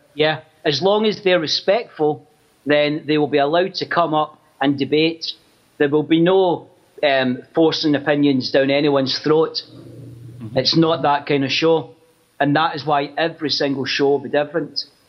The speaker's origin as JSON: {"language": "English", "town": "Glasgow", "region": "Scotland", "country": "United Kingdom", "tie": "born or raised there", "said": "I grew up in Glasgow"}